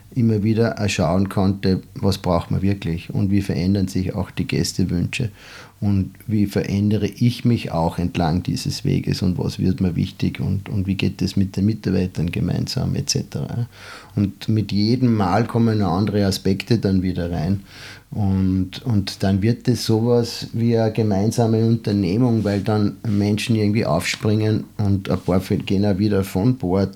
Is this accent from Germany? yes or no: no; Salzburg, Austria; also born or lived in San Francisco; Ich komme sozusagen aus diesem Haus, in dem wir gerade sitzen